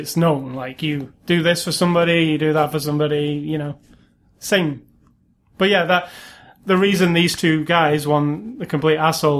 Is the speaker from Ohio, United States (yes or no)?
no; New Jersey, United States; I have to help him because we're from Jersey.